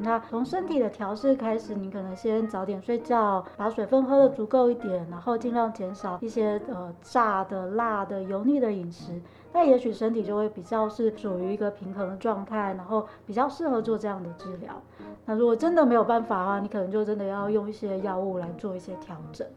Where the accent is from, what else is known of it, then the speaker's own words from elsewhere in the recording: Chiayi, Taiwan; moved away as an adult; also born or lived in Taoyuan; now in Linkou, Taiwan; 我本身其实住林口，不过因为我，我是嘉义人